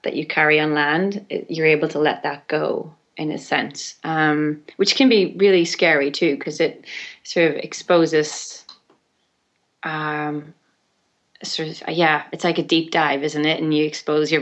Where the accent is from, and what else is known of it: Ireland; born or raised there